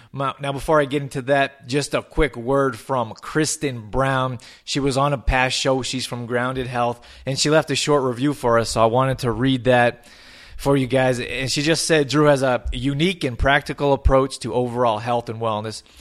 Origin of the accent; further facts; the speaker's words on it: Calgary, Alberta, Canada; also born or lived in Australia / Germany / Los Angeles; I was born and raised in Calgary, Alberta